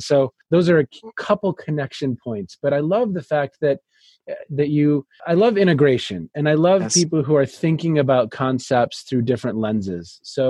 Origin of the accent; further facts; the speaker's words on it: Minneapolis, Minnesota, United States; now in Cleveland, United States; So I'm in Cleveland. {S2} Yes. {S1} But I grew up in Minneapolis.